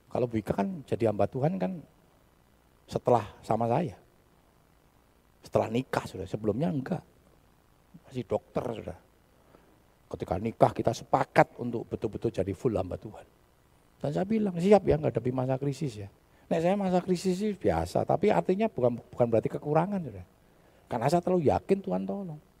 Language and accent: Indonesian; Java, Indonesia; Kita ini orang Jawa, Saudara.